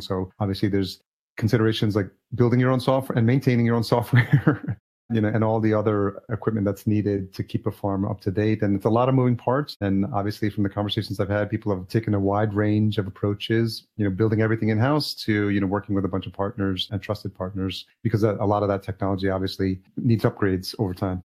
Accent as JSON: {"language": "English", "town": "Yonkers", "region": "New York", "country": "United States", "tie": "born or raised there", "said": "I grew up in Yonkers, New York, which is Westchester County"}